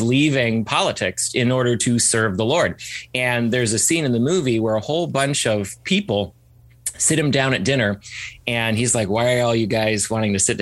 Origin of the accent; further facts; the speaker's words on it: Ann Arbor, Michigan, United States; I was born and raised in Ann Arbor, Michigan, and was homeschooled from the very beginning